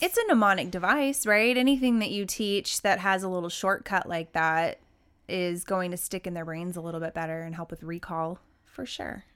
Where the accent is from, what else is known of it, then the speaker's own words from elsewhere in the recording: Oklahoma, United States; growing up in Oklahoma